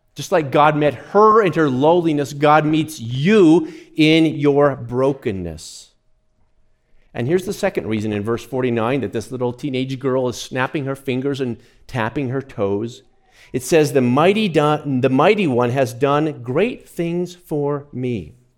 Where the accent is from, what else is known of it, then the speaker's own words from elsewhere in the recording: near Fort Lupton, Colorado, United States; I grew up not far from there